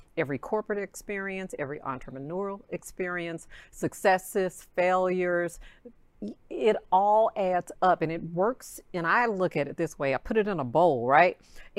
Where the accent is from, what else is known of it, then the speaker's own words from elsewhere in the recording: Arkansas, United States; moved away as an adult; now in Texas, United States; I'm from Arkansas, wanted to leave that small.